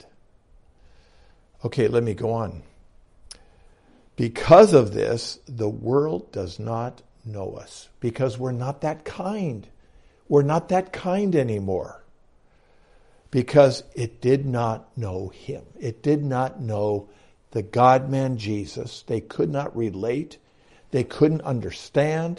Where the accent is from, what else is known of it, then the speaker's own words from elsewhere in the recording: United States; I'm an American.